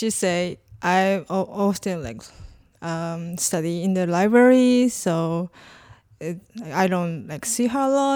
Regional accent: Japan; moved away as an adult; now in St. Louis, United States; I'm from Japan, and I came here as a grad student

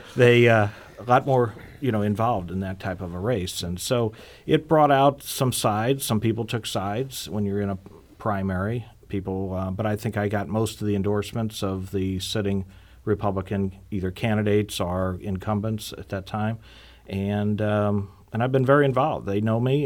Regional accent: Normandy, Missouri, United States; I was born and raised in Normandy. Missouri

